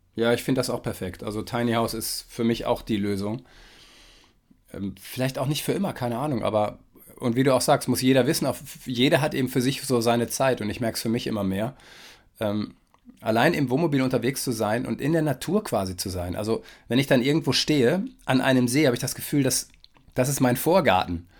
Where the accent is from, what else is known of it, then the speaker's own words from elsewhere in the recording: Germany; für mich als Westdeutscher